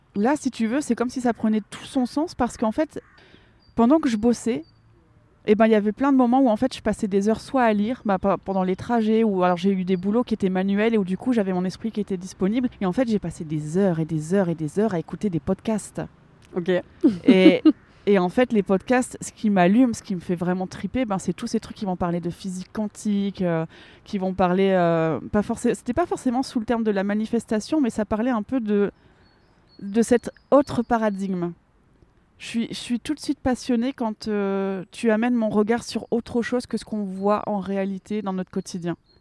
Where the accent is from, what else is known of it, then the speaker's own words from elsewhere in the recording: Lille, Hauts-de-France, France; moved away as an adult; also born or lived in Geneva / Thonon-les-Bains; je suis originaire du nord de la France. Euh, j'habitais à Lille.